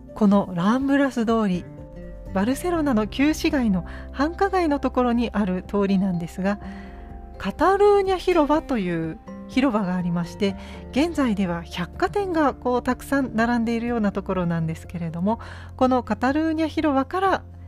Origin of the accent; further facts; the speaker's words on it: Tokai, Japan; 地元の東海地方のですね